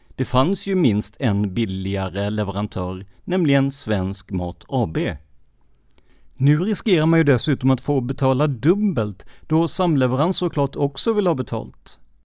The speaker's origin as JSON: {"language": "Swedish", "town": "Karlskrona", "region": "Blekinge", "country": "Sweden", "tie": "born or raised there", "said": "min hemstad Karlskrona."}